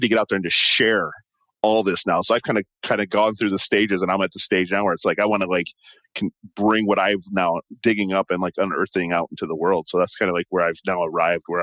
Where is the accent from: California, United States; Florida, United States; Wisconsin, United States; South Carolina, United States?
Wisconsin, United States; Milwaukee; I'm from Milwaukee, and Milwaukee, you know, has plenty of coast